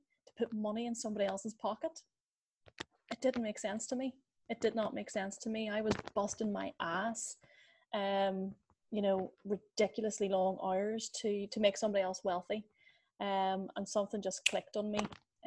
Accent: Ireland; accent: Irish; my beautiful Irish accent would suggest that I am based in Ireland.

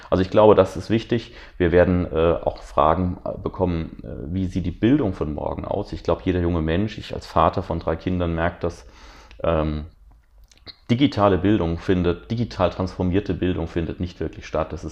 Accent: Rhineland-Palatinate, Germany; wir zum Beispiel durch drei Länderbeteiligungen in der Regierung in Rheinland-Pfalz, ich komme ja aus Rheinland-Pfalz

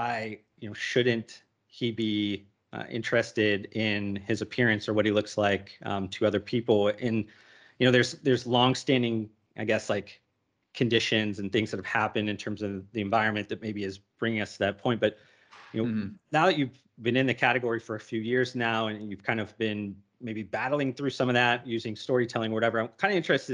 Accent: Youngstown, Ohio, United States; moved away; I grew up Northeast Ohio in Youngstown

